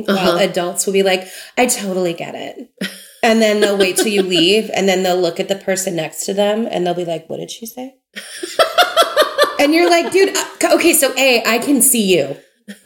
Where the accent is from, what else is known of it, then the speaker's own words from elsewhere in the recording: Memphis, Tennessee, United States; I grew up in Memphis